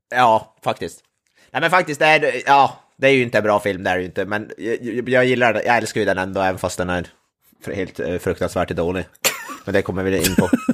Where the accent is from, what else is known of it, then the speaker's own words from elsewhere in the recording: Norrland, Sweden; det var jag som är norrlänning